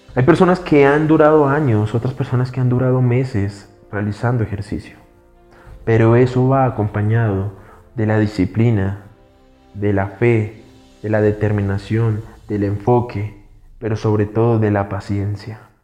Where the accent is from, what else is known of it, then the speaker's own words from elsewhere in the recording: Colombia; somos cultura latinoamericana, somos cultura colombiana